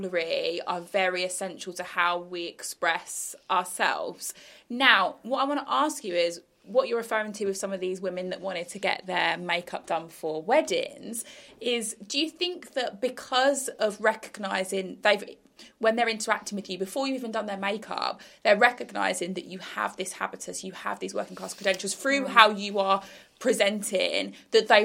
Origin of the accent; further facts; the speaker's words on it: Bromsgrove, West Midlands, United Kingdom; my experience working in hair and beauty was based in my hometown in Bromsgrove, so in the West Midlands.